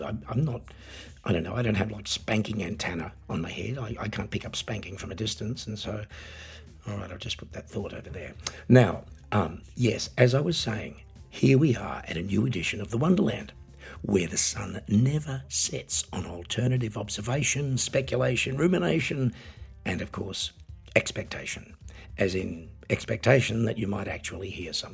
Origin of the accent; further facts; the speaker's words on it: Australia; now in Germany; I'm an Australian singer, songwriter and piano entertainer, living in Germany